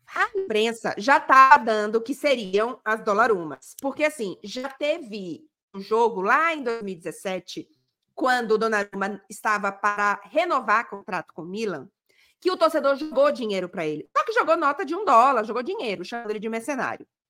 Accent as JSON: {"language": "Portuguese", "country": "Brazil", "said": "eu sou do Brasil"}